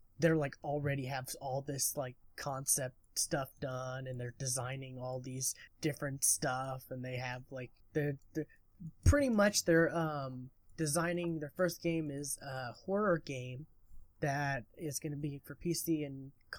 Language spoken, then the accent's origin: English; Lawton, Oklahoma, United States; Lawton, Oklahoma, which is my hometown that I currently reside in.